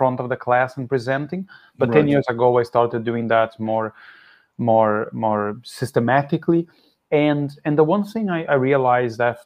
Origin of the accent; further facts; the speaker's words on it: Brazil; English is a second language; moved away; also born or lived in Philadelphia, United States; I grew up in Brazil